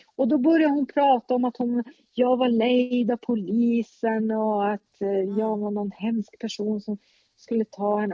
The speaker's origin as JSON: {"language": "Swedish", "town": "Luleå", "region": "Norrbotten County", "country": "Sweden", "tie": "born or raised there", "also_born_or_lived": "Stockholm", "said": "jag är uppvuxen här, men jag är inte född här"}